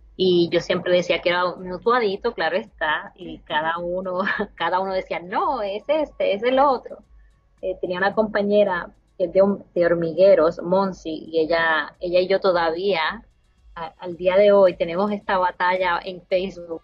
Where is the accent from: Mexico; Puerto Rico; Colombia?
Puerto Rico; Utuado; moved away as an adult; also born or lived in Texas; now in Canada; qué es eso de una utuadeña y quieran investigar, ¿verdad?, eh, qué es eso de Utuado y cuando vayan a visitar a Puerto Rico, Utuado sea uno de esos destinos. Quieran, quieran ir a conocer a mi pueblo.